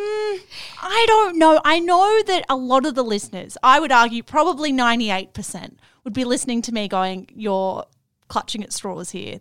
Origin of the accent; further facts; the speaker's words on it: Melbourne, Victoria, Australia; accent: Melbourne; my Melbourne accent